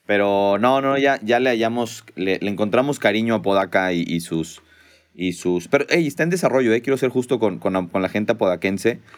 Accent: Monterrey, Nuevo León, Mexico; born there; accent: regio; Oye, pues regio, regio de, nacimiento. A veces el, acento se me va. He tenido mucha convivencia con gente chilanga, entonces de repente el acento me patina.

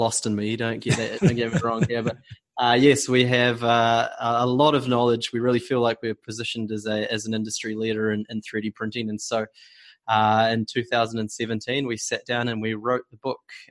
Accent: New Zealand; now in Amsterdam, Netherlands; I'm actually a New Zealander

